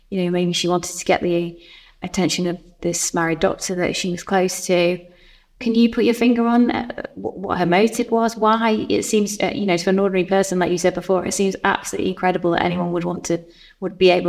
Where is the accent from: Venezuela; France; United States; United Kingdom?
United Kingdom; Chester, North West England; I'm from Chester.